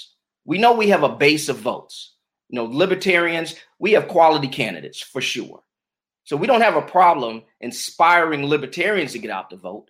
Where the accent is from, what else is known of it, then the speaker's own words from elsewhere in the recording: Georgia, United States; I am from Georgia